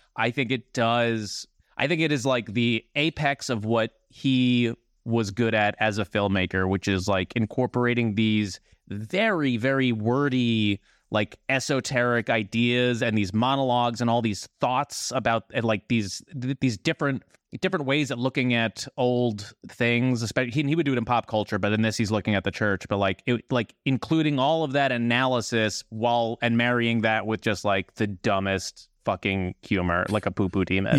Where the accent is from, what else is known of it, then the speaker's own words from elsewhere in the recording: New Jersey, United States; I'm from New Jersey as well